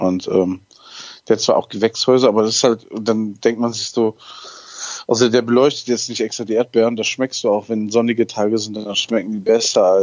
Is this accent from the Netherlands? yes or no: yes; Netherlands; Und ich komme ja hier aus dem Land der Tomaten.